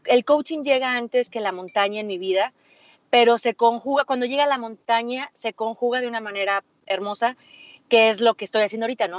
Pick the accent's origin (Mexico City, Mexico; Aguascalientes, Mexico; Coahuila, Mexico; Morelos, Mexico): Aguascalientes, Mexico; Yo soy de Aguascalientes, entonces aquí en Aguascalientes no tenemos montañas